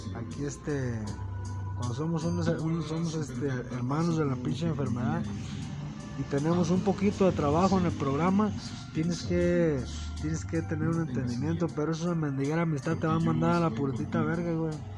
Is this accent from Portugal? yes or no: no; Mexico; Somos mexicanos.